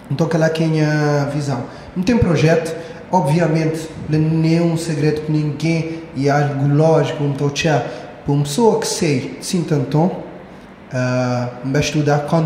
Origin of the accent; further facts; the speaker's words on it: Santo Antão, Cape Verde; moved away as an adult; also born or lived in Brazil; Eu mesmo, me queria voltar para Sintatom.